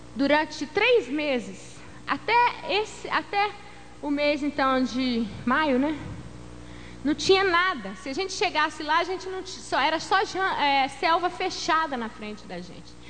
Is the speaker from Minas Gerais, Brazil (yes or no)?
yes; Belo Horizonte, Minas Gerais, Brazil; moved away; also born or lived in Pará / Amazonas; quando eu chego em Belo Horizonte, minha terra natal